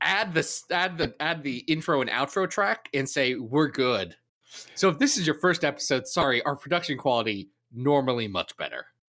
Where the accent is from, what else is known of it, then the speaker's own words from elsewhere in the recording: Ohio, United States; also born or lived in Kentucky; I was raised in Ohio